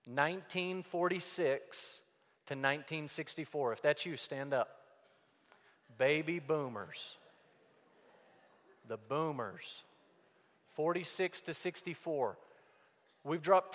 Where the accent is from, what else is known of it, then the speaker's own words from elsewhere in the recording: Amarillo, Texas, United States; I grew up in Amarillo, Texas